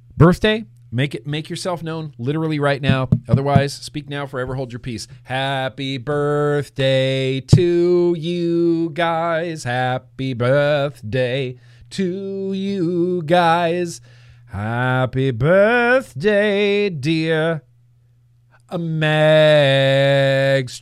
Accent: California, United States; I'm a Californian

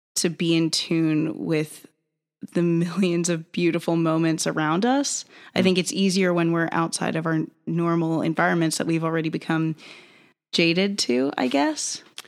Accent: North Carolina, United States; I'm originally from North Carolina

